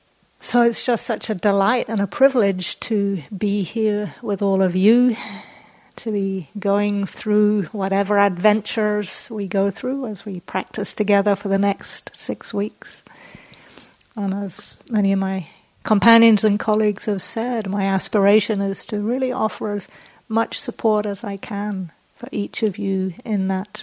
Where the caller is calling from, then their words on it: Auckland, New Zealand; I'm joining you from Tamaki Makaurau, also known as Auckland, which is the biggest city in Aotearoa, New Zealand.